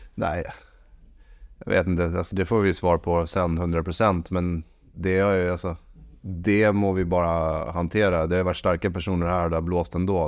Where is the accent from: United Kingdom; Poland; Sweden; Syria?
Sweden; moved away; also born or lived in Norway; Jag är svensk